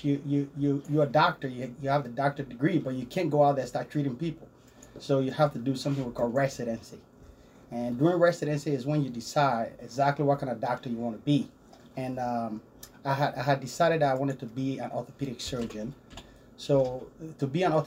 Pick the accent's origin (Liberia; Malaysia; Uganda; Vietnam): Liberia; also born or lived in Wichita, United States; now in United States; as you can hear my accent, I grew up in a small town in West Africa, a small country called Liberia. That's where I grew up.